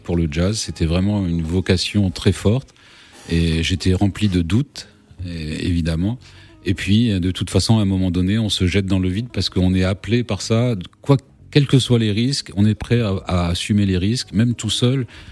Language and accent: French; Réunion; j'ai grandi à la Réunion